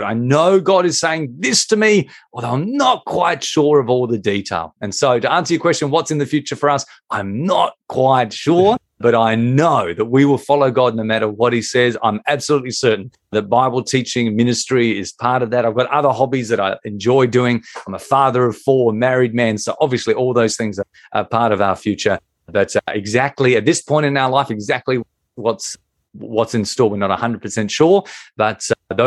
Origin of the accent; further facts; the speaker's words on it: Australia; accent: Australian; I find a way to bring in our national sport.